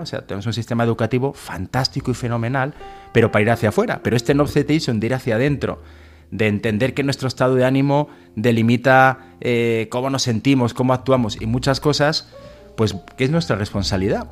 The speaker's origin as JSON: {"language": "Spanish", "town": "Soria", "region": "Castile and León", "country": "Spain", "said": "ser un poquito profeta en mi tierra"}